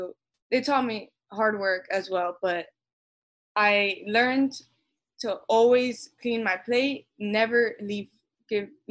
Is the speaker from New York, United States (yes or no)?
no; Miami, Florida, United States; now in Jacksonville, United States; I was born and raised in Miami, but both my parents were born in Colombia.